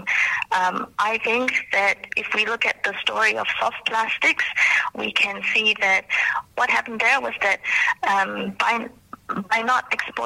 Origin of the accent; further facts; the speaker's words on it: Malaysia; now in New Zealand; my hometown in Malaysia